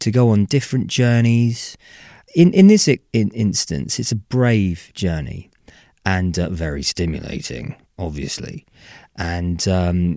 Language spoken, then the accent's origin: English; United Kingdom; we're British